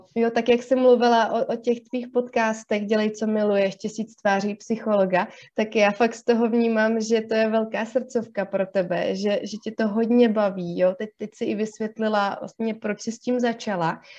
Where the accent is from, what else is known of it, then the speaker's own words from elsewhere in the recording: Kaplice, South Bohemian Region, Czechia; also born or lived in London / Prague; now in Ostrava, Czechia; původně jsem z pohraničí z Jižních Čech, z takového maloměsta ehm, z kaplice